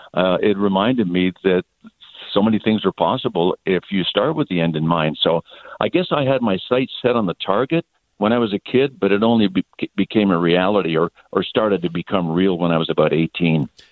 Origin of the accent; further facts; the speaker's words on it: Quebec, Canada; first language English; I grew up English in the province of Quebec